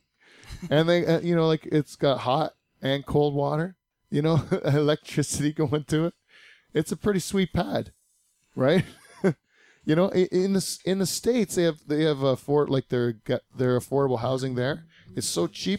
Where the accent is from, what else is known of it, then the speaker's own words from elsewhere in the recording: Canada; up here in Canada